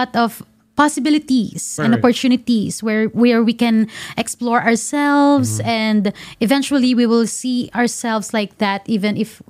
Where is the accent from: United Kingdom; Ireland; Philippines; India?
Philippines; For the Filipinos, it's really actually for me as a Filipino, it's a big deal like for you to like speak in Tagalog.